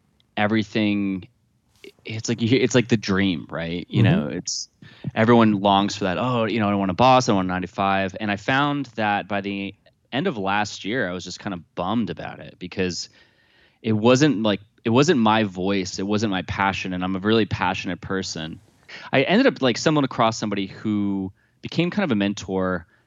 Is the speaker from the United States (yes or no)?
yes; Jefferson, New Jersey, United States; I grew up in Jefferson, New Jersey, which is right off of Berkshire Valley Road, which is right off of Route 15